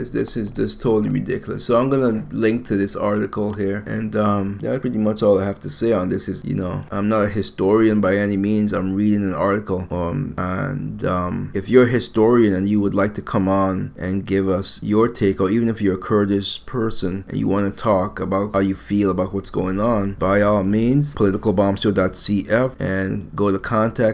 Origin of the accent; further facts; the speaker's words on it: United States; I'm American.